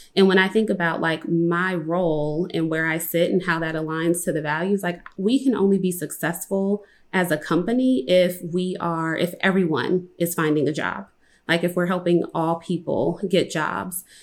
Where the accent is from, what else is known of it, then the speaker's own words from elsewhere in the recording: Compton, California, United States; I'm from Compton, California